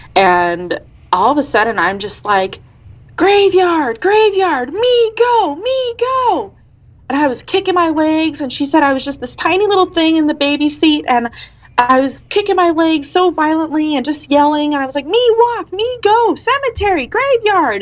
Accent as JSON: {"language": "English", "region": "Colorado", "country": "United States", "tie": "born or raised there", "said": "Colorado's my home state my dad and his whole side of the family are in Pueblo, and my mom and her, um, a lot of her side are in the San Luis Valley"}